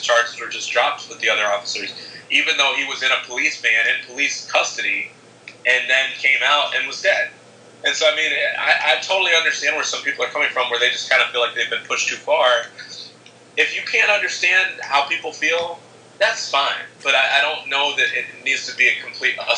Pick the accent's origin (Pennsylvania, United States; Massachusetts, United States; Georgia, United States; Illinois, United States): Illinois, United States; Chicago; my hometown team, against the White Sox